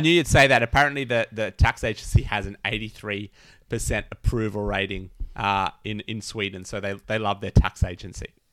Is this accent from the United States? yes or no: no; Australia; I'm Australian